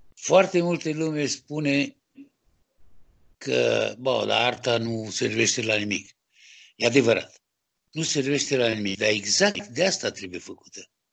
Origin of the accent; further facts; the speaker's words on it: Romania; moved away as an adult; now in France; Sunt din România, eu sunt, sunt sculptor, francez de origine română